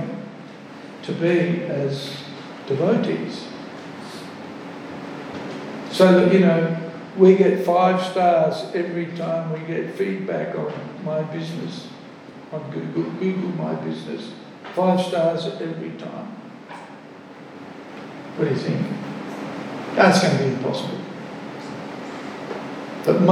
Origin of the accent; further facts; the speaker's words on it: Australia; also born or lived in Melbourne / South Australia; From Australia